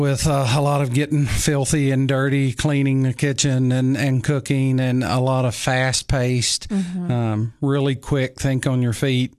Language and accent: English; Tennessee, United States; also born or lived in Nashville; I grew up in West Tennessee in the cotton fields, growing up in the country. And when we were about, I guess I was 10 years old, we moved to Nashville.